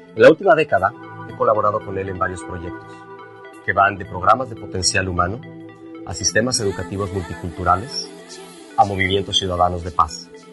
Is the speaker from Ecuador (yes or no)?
no; Mexico; Yo nací y crecí en México, en el seno de una familia política